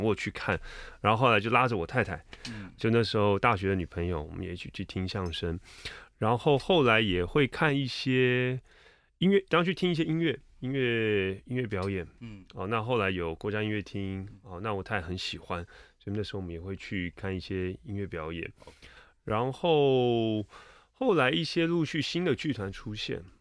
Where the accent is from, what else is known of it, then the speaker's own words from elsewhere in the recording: Taipei, Taiwan; 我是出生在台北，成长在台北 念书也在台北